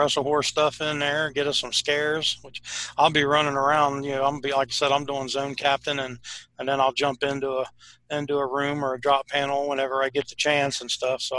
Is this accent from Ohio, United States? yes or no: yes; Ohio, United States; we're from Ohio. We're in Ohio